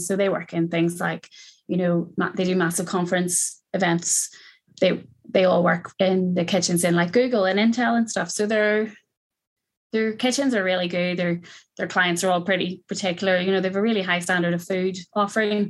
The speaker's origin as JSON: {"language": "English", "area": "County Down", "region": "Northern Ireland", "country": "United Kingdom", "also_born_or_lived": "Belfast", "said": "I moved home from Belfast to County Down over the pandemic"}